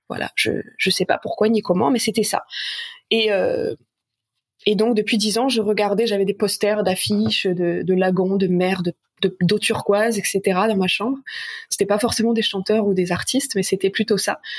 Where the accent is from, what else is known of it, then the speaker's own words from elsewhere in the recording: south of France, France; moved away as an adult; also born or lived in Paris; je suis originaire du sud de la France